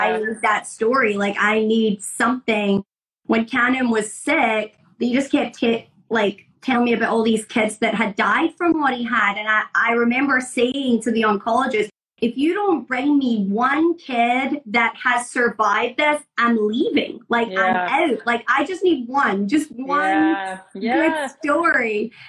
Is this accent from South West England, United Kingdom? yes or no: no; Scotland, United Kingdom; now in Florida, United States; I grew up in Scotland, which is, you know, primarily white people, mm-hmm. You know, moved to Florida and live in a primarily white community.